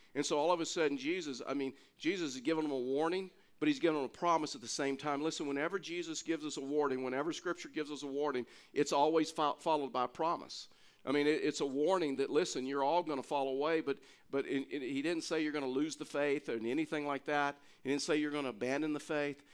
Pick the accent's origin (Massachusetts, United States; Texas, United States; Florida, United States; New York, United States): Texas, United States; I'm from Texas